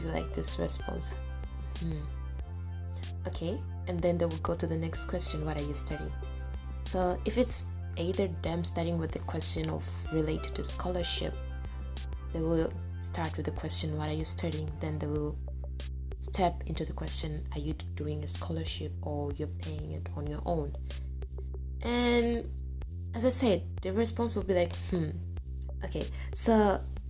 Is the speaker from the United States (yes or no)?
no; Tanzania; moved away as an adult; I'm from Tanzania